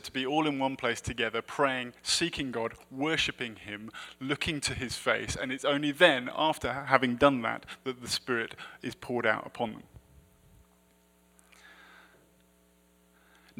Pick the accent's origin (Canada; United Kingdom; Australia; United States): United Kingdom; I'm also British